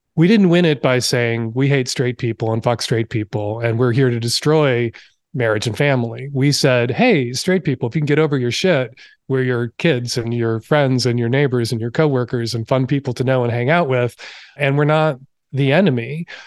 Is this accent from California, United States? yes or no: no; Chicago, Illinois, United States; now in Seattle, United States; I grew up in Chicago